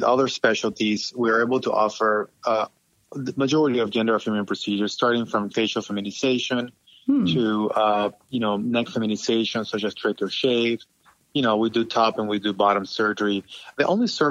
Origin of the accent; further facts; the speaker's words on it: Panama; moved away as an adult; also born or lived in Baltimore and D.C. area; now in United States; I'm originally from Panama and came to the United States specifically to train and end up staying here